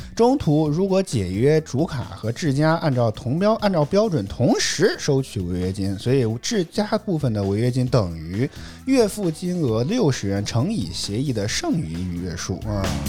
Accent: Henan, China; accent: Henan dialect; 我们河南土话讲就不带紧

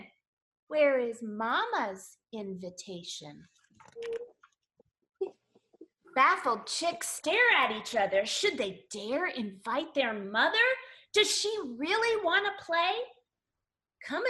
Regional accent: West Virginia, United States; one of my favorite schools in all of West Virginia, my home state

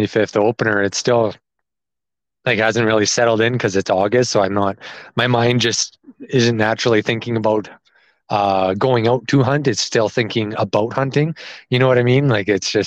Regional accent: Okotoks, Alberta, Canada; also born or lived in Lethbridge; I grew up on a small farm just outside of Okotoks

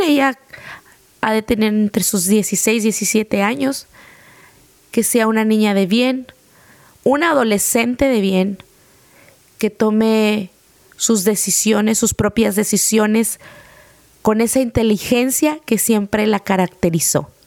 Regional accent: Mexico; como mexicanos

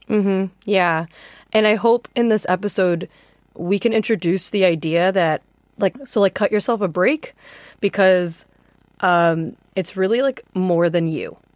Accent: Chicago, Illinois, United States; as an American who grew up in Chicago

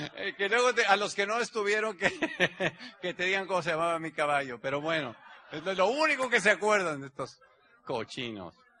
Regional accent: Mexico; Mi país, México, es el país que tiene 120 millones de habitantes donde yo nací. Tengo el ombligo enterrado ahí

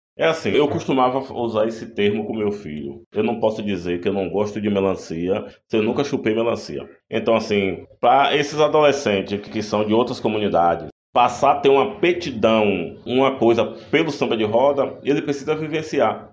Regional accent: Antônio Cardoso, Bahia, Brazil; Nasci em Antônio Cardoso e moro até hoje em Antônio Cardoso

